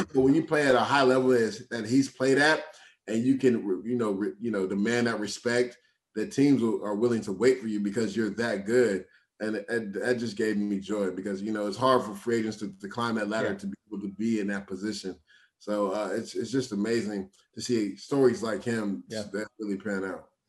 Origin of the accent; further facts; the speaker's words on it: Tampa, Florida, United States; moved away; Tampa, where I'm from, hometown.